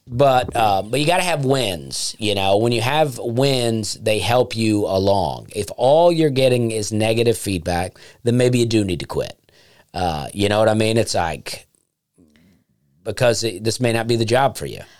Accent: Alabama, United States; moved away; I would love to do more in Alabama because that's my home state and I love it there

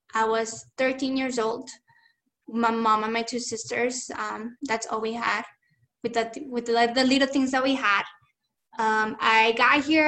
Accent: Chihuahua, Mexico; now in Tucson, United States; I was born in Chihuahua, Chihuahua, Mexico that that was the state that I was born and I grew up.

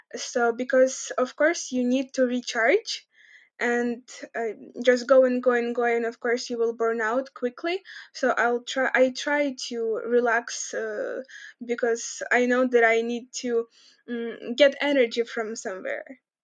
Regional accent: Kremenchuk, Poltava Oblast, Ukraine; moved away as an adult; also born or lived in United States / Lithuania; in our town, I come from Cremenchuk. It's in Poltava region

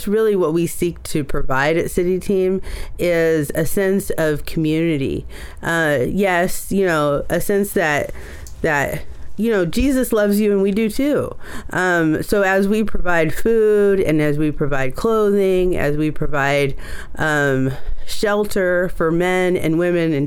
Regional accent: Oakland, California, United States; I was born in Oakland. A lot of my early story is in Oakland.

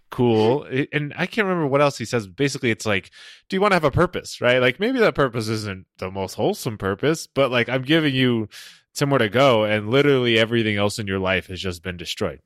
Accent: New England, United States; I grew up in New England.

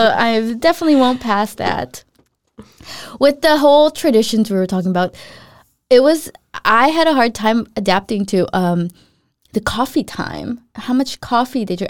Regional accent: Los Angeles, California, United States; I'm from Los Angeles

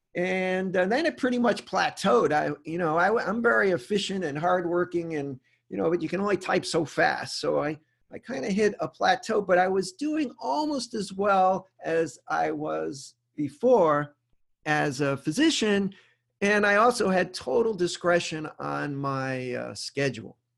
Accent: Rhode Island, United States; moved away; also born or lived in Charlotte, North Carolina / Memphis, Tennessee; I'm originally from Rhode Island

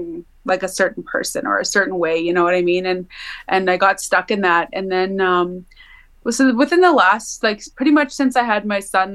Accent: Mosakahiken Cree Nation, Manitoba, Canada; I'm Cree from Missipaistic Cree Nation

